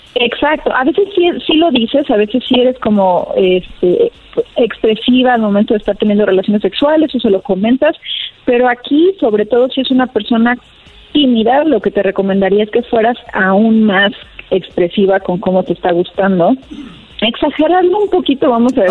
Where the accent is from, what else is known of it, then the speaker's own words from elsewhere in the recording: Torreón, Coahuila, Mexico; now in Mexico City, Mexico; soy de Torreón, pero ya estoy acá en Ciudad de México viviendo